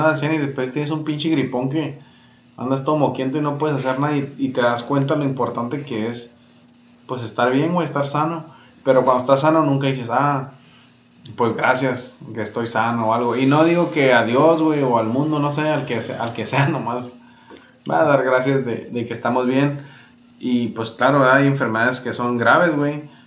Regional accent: Mexico; nosotros que somos pues mexicanos

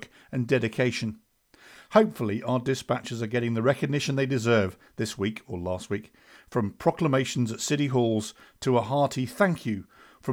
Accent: United Kingdom; I, of course, am from the UK

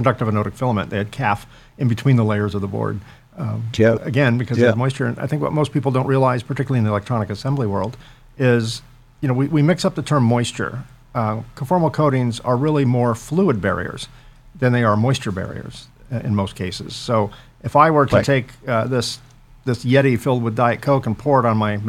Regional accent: San Francisco area, California, United States; now in Southern California, United States; I grew up in the San Francisco area

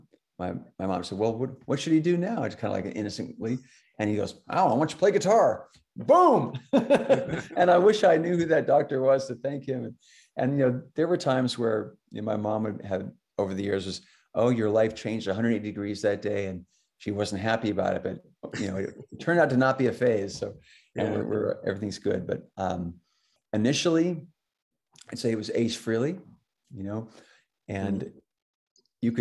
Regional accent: Alaska, United States; I grew up in Alaska

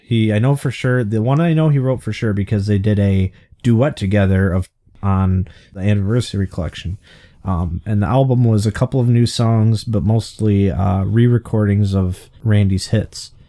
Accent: Michigan, United States; we're from Michigan

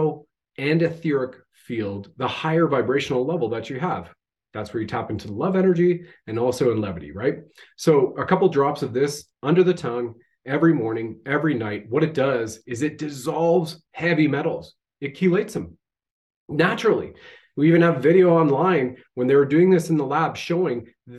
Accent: Ontario, Canada; we grew up in Ontario

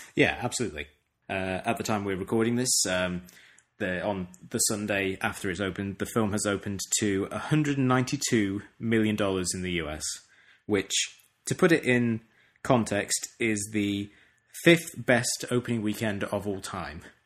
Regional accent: United Kingdom; moved away; my own country

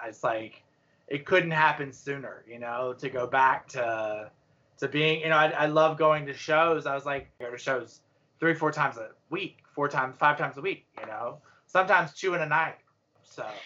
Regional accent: Gaffney, South Carolina, United States; I'm from Gaffney, South Carolina

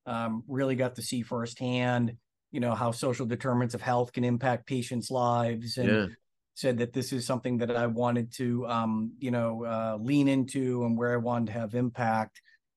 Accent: Lawrence, Massachusetts, United States; born there; So yeah, I mean, I was born in Massachusetts. I was born in Lawrence Methuen area.

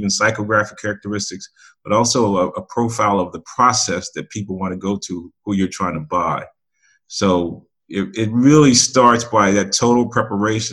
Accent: outside Chicago, Illinois, United States; I grew up outside Chicago

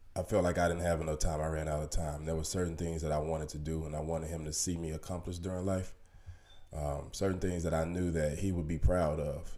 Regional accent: Little Rock, Arkansas, United States; moved away as an adult; i moved away from from home at an early age I mean, like 19 years old, you know, and I never really moved back to my hometown, Little Rock, Arkansas

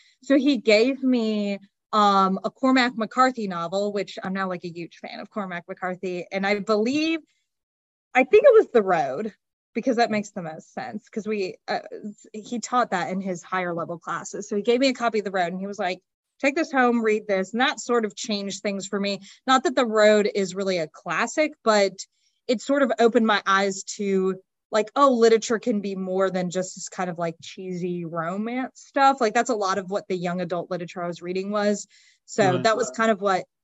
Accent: Raleigh, North Carolina, United States; I'm from the Raleigh area. So I grew up here and I just never left

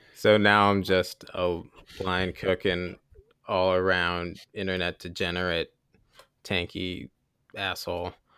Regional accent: Columbus, Ohio, United States; also born or lived in Hillsdale, Michigan; I grew up in Columbus, Ohio

